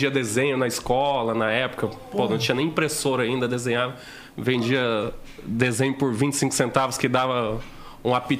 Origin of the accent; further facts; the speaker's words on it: Rondônia, Brazil; also born or lived in Dom Aquino, Mato Grosso; Eu cresci em Rondônia, né? A minha família, pô, todo mundo. Meus pais foram criados em fazenda e tava todo mundo indo pro, pra Rondônia atrás de terra mais barata, né?